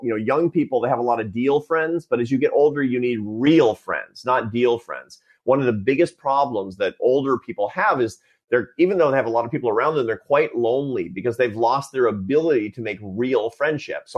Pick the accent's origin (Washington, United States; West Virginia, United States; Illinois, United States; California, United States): Washington, United States; Seattle; born or raised there